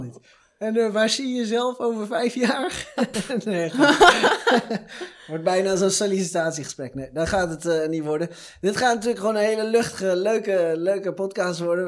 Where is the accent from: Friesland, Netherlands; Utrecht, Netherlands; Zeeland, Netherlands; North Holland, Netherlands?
Utrecht, Netherlands; Veenendaal; we komen uit hetzelfde dorp ook nog, stad, gemeente, dat is het? Gemeente. Iets tussenin. V-City, Veenendaal